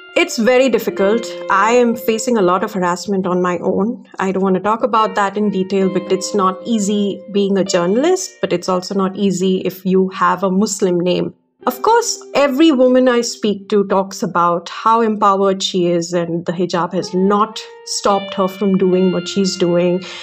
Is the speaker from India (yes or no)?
yes; Bangalore, Karnataka, India; I'm from Karnataka myself. I've grown up in Bangalore